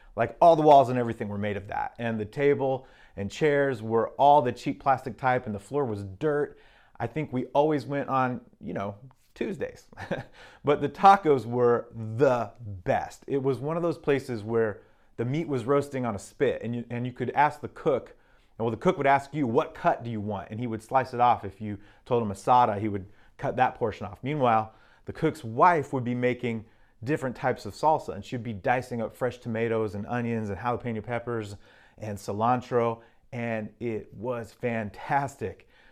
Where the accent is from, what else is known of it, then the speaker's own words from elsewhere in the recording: Arizona, United States; also born or lived in Mexico; now in Seattle, United States; growing up in Arizona